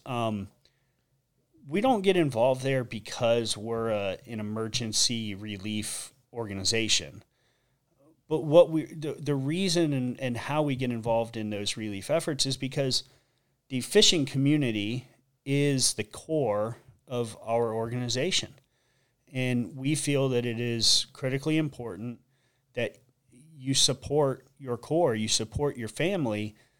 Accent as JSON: {"language": "English", "town": "Sanibel", "region": "Florida", "country": "United States", "tie": "born or raised there", "said": "born and raised on Sanibel Island"}